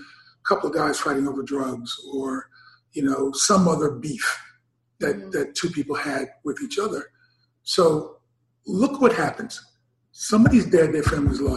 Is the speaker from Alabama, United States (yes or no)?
no; New York City, New York, United States; I'm born and raised in Harlem